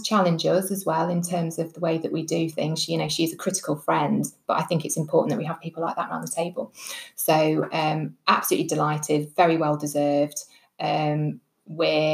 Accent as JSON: {"language": "English", "town": "Lincoln", "region": "East Midlands", "country": "United Kingdom", "tie": "born or raised there", "said": "when I was a small girl growing up in Lincoln"}